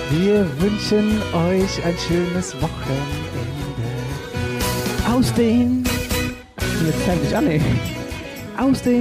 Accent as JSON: {"language": "German", "town": "Ockstadt", "region": "Hesse", "country": "Germany", "said": "aus Ockst. Und bei uns heißt Ockstadt nicht Ockstadt, sondern Ockst."}